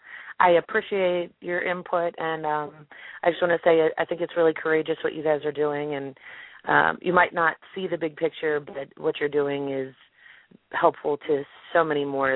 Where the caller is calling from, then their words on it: Baltimore, Maryland, United States; I'm actually calling from Baltimore, Maryland.